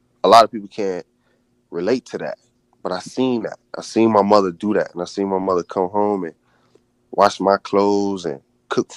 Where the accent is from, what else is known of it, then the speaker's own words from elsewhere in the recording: Daytona Beach, Florida, United States; moved away as an adult; also born or lived in California; growing up in Daytona Beach